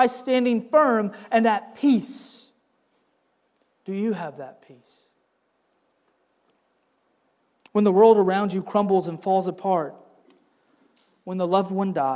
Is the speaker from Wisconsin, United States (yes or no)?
yes; Wisconsin, United States; now in Southern United States; Growing up in Wisconsin